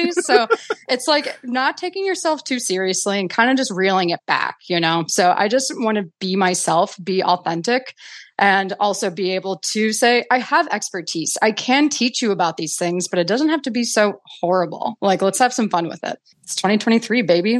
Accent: Milwaukee, Wisconsin, United States; I grew up in Milwaukee, Wisconsin

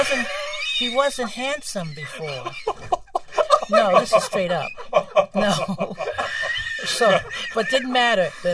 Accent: New York City, New York, United States; I am from Bedford-Stuyvesant.

